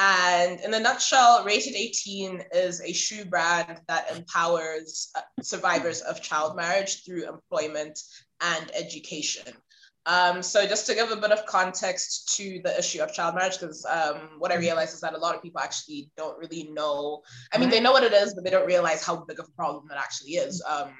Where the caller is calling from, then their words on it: Zimbabwe; I'm calling in from Zimbabwe. Which is, for those who don't know, it's in the southern part of Africa, just above South Africa.